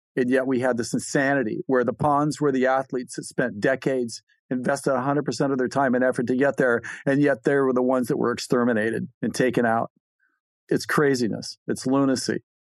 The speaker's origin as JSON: {"language": "English", "region": "California", "country": "United States", "said": "I'm from California"}